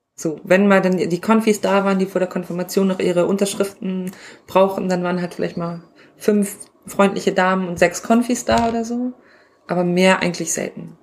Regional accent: Northern Germany, Germany; ich komme aus Norddeutschland, bei uns sagt man Pastor

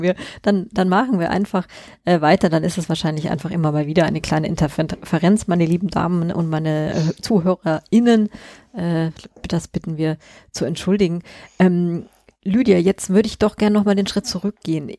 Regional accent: Munich, Bavaria, Germany; ich komme ja auch aus München

